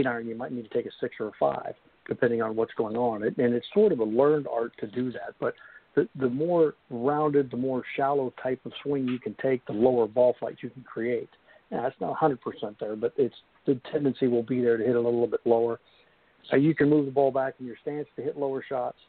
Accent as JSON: {"language": "English", "region": "Kansas", "country": "United States", "tie": "born or raised there", "said": "I grew up in Kansas where, you know, if the wind ever stopped blowing, you'd fall down"}